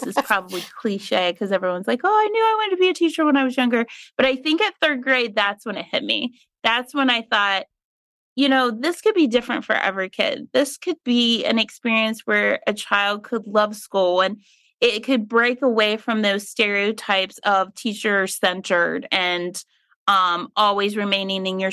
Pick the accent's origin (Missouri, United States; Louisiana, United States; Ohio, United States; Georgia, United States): Ohio, United States; Meigs County; I grew up in Meigs County, which is in history books as the lead growing of marijuana